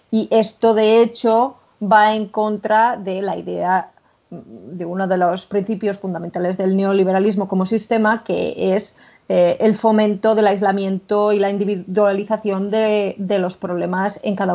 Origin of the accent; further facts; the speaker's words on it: Spain; accent: Spanish; me entra la risa solo de imaginarnos a nosotras con nuestro acento maravillosamente español hablando en inglés